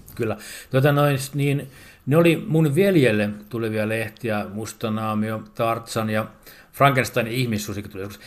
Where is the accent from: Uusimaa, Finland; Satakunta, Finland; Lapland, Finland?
Uusimaa, Finland; Porvoo; olen porvoolainen setämies